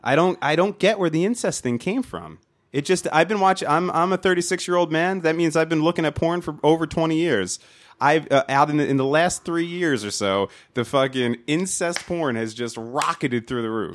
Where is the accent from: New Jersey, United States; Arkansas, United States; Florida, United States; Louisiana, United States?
New Jersey, United States; accent: nasally Jersey; my stupid nasally Jersey accent